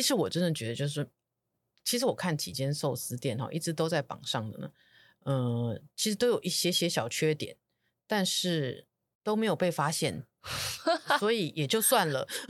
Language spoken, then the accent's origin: Chinese; Taiwan; 我们台湾人的台湾菜